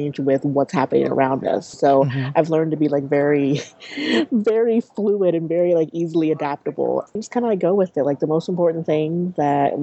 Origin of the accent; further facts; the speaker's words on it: Kansas, United States; moved away as an adult; also born or lived in Syracuse; now in Dallas, United States; I'm originally from Kansas